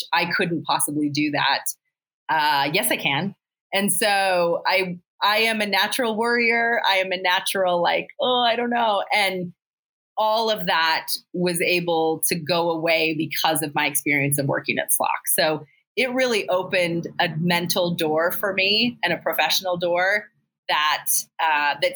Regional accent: Salt Lake City, Utah, United States; I grew up here in Salt Lake

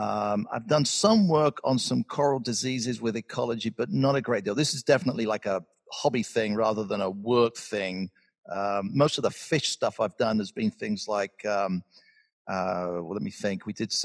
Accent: Georgia, United States; our Republican president, and I'm from Georgia, which is also Republican

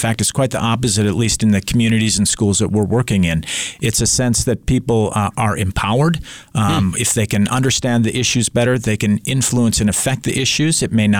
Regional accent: Fergus Falls, Minnesota, United States; moved away as an adult; also born or lived in Myanmar; now in Missoula, United States; I grew up in Minnesota, in a small town in western Minnesota, home of the world's largest otter, Fergus Falls.

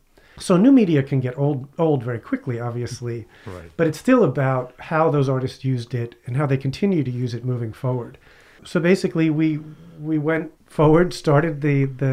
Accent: New York City, New York, United States; also born or lived in Long Island, New York; Brooklyn and then Long Island

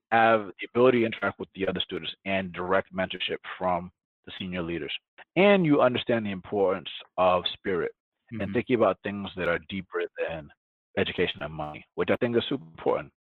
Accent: Atlanta, Georgia, United States; first language Spanish; English is a second language; moved away; growing up in Atlanta, Georgia, I'm black

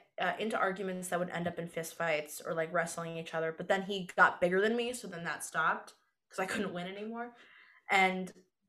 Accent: upstate New York, United States; now in New York City, United States; I'm from upstate New York.

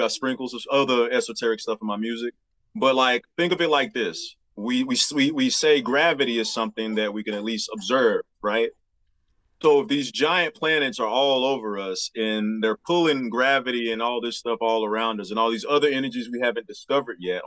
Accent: Memphis, Tennessee, United States; moved away as an adult; now in Jefferson City, United States; Davidcrest is the street I grew up on in Memphis.

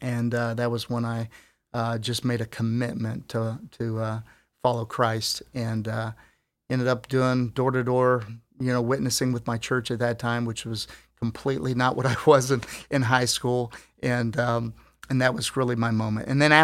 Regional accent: Philippines; born there; also born or lived in New York; We're in the Philippines. I was born in the Philippines. I spent some time in New York and in third grade

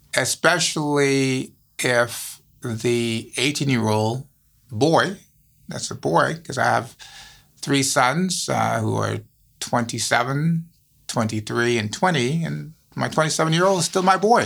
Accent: U.S. Virgin Islands; also born or lived in Saint Thomas, U.S. Virgin Islands; now in Chicago, United States; born on Saint Thomas, growing up on Saint Croix, also one of the U S Virgin Islands

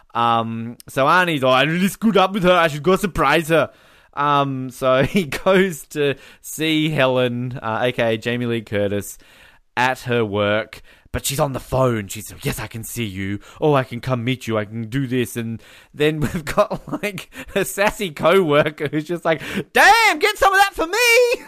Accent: Australia; as an Australian

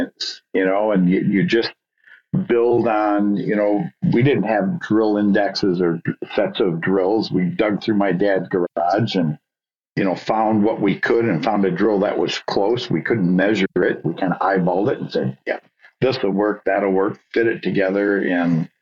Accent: Muskegon, Michigan, United States; I grew up and still live in now Muskegon, Michigan

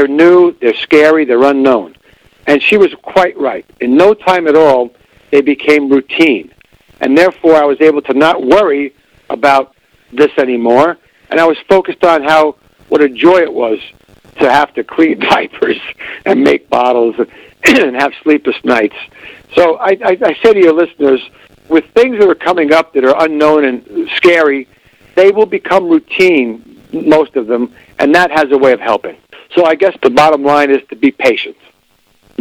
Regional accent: New York City, New York, United States; moved away as an adult; also born or lived in La Crosse, Wisconsin; now in Eau Claire, United States; I grew up in the Bronx, New York

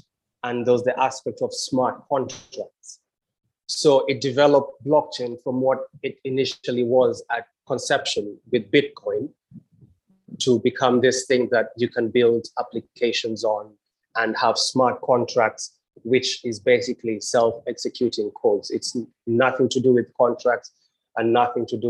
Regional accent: Kenya; also born or lived in England; now in Trinidad and Tobago; I went back to my home country, Kenya

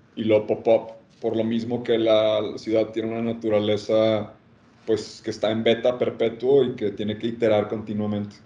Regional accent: Monterrey, Nuevo León, Mexico; Soy de Monterrey.

